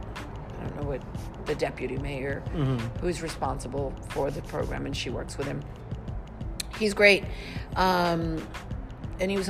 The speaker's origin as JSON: {"language": "English", "town": "Laredo", "region": "Texas", "country": "United States", "moved": "yes", "said": "I'm from Laredo."}